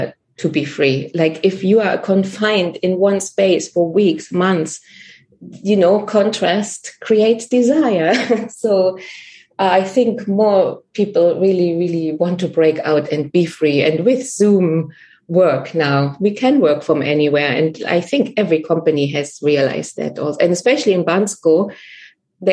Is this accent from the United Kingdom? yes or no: no; Germany; moved away; also born or lived in Netherlands / Ireland / Berlin; I'm German. That's where I originally come from.